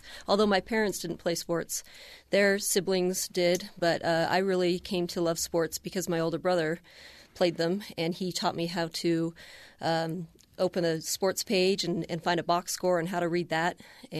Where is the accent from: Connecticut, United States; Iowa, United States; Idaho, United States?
Idaho, United States; Boise; also born or lived in Cincinnati, Ohio / Boston, Massachusetts; back to Boston, and then moved to Boise when I was still just very young. So Boise is the only place that I know.